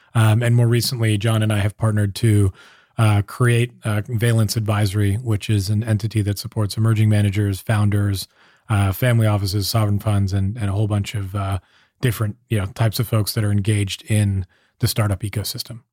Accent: Southern California, United States; moved away as an adult; now in San Francisco, United States; I grew up in Southern California

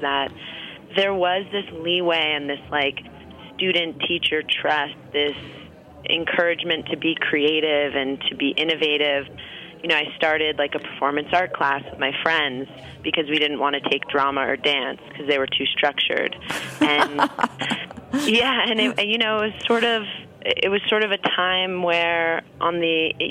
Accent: New York City, New York, United States; now in Los Angeles, United States; I grew up on the Upper East Side

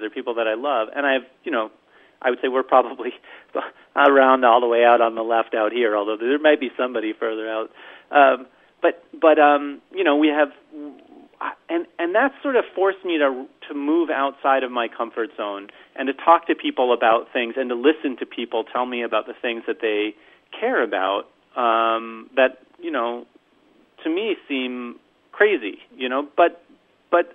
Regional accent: New York, United States; moved away; also born or lived in St. Paul, Minnesota; I grew up a Jew in New York eating bagels

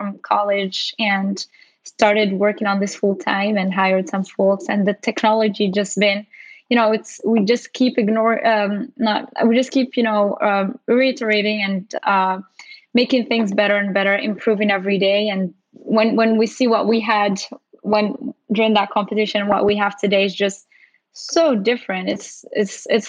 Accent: Morocco; moved away as an adult; now in United States; I'm originally from Morocco and came here for college

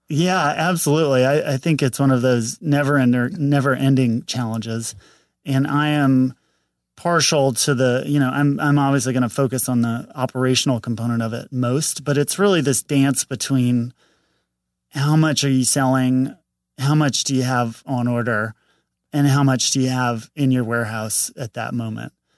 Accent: St. Louis, Missouri, United States; moved away as an adult; now in Los Angeles, United States; Saint Louis, Missouri

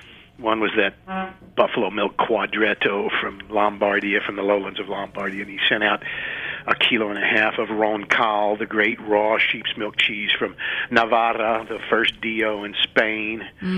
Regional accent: Columbia, Missouri, United States; moved away as an adult; I just got back from a few days in my hometown, Columbia, Missouri, and I hadn't been there for 15 years

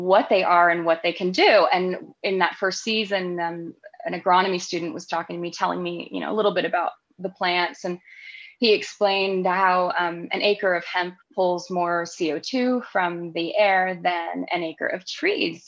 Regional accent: North Carolina, United States; moved away as an adult; also born or lived in London, United Kingdom; I was born in North Carolina and I grew up on our farm, but I was living in the United Kingdom. I had been living there for, 12 or 13 years at that point.

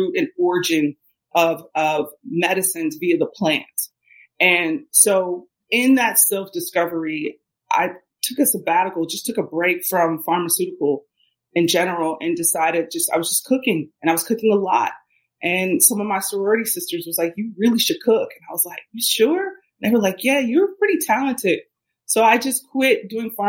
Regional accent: Cincinnati, Ohio, United States; I grew up in Ohio. I grew up in Cincinnati, Ohio

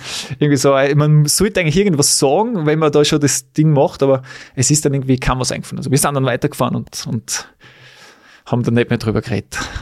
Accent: Weiz, Styria, Austria; in Weiz, in meiner Heimat

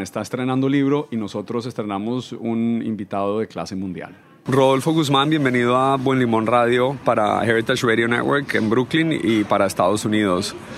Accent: Colombia; yo soy colombiano

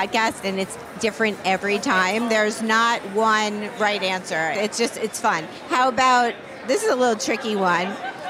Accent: Miami, Florida, United States; moved away; I grew up in Miami.

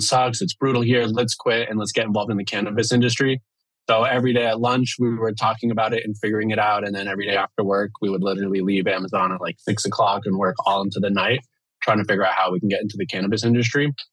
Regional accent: Miami, Florida, United States; now in Seattle, United States; I'm from the East Coast, from Miami, and uh, yeah, grew up there

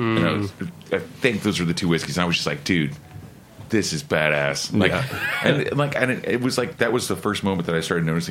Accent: Oklahoma, United States; I'm from Oklahoma.

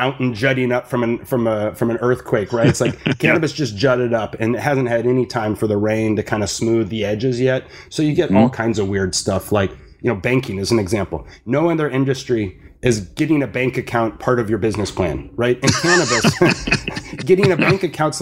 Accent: Santa Barbara, California, United States; my hometown, which is Santa Barbara

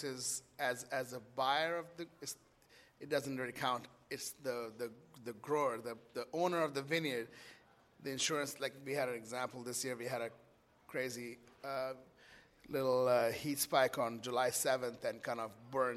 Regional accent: Kolkata, West Bengal, India; moved away; also born or lived in New York; I grew up in Calcutta

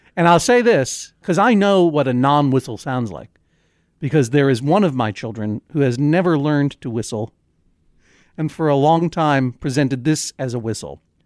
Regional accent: New England, United States; we're both from New England

